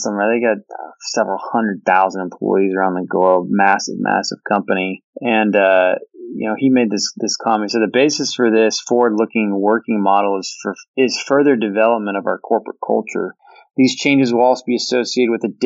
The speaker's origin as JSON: {"language": "English", "region": "Washington", "country": "United States", "tie": "born or raised there", "moved": "yes", "lives_now": "Austin, United States", "said": "I grew up in Washington, where that was kind of the norm in the winter, but moving to Austin"}